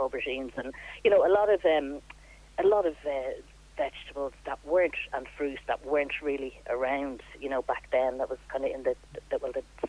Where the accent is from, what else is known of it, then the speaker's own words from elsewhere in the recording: Dublin, Leinster, Ireland; also born or lived in Australia; now in Naul, Ireland; I grew up in Santry